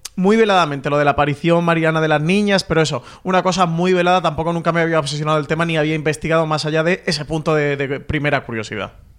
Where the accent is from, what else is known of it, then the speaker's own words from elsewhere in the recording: Andalusia, Spain; como buen andaluz